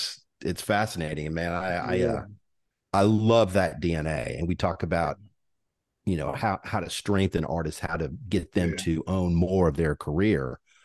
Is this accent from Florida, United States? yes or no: no; Austin, Texas, United States; I was born in Austin.